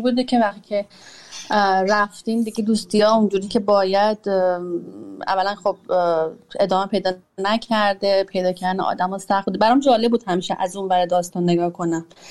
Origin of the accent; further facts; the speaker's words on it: Iran; moved away as an adult; سنم کم نبوده وقتی از ایران اومدم بیرون 34 سالم بوده وقتی اومدم بیرون